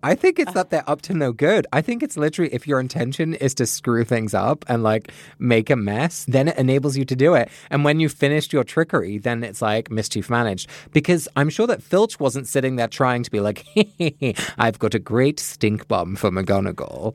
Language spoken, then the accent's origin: English; England, United Kingdom; moved away; Growing up in England